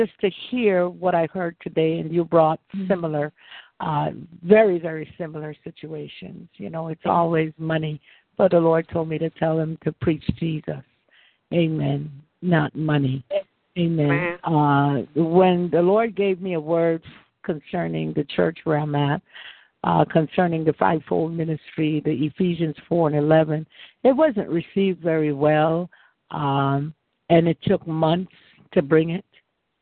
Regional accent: Guyana; now in Winter Haven, United States; I live in Winter Haven, Florida, but I'm from Guyana. Originally

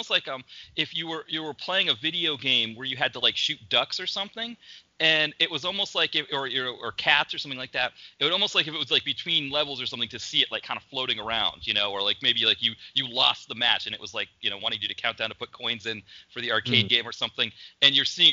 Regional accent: New England, United States; accent: New England; my New England accent

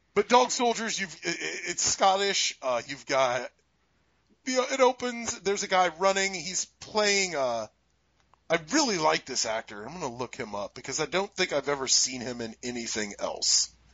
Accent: United States; we're American

